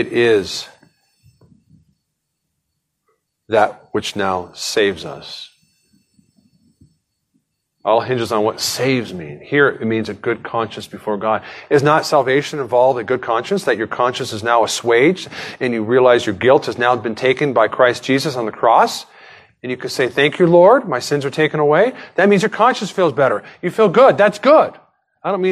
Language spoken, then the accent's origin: English; United States; I was born an American.